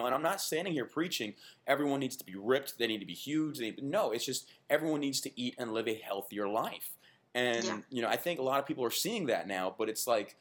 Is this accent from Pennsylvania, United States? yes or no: no; Texas, United States; being born and raised in Texas, we were raised on what they call Tex-Mex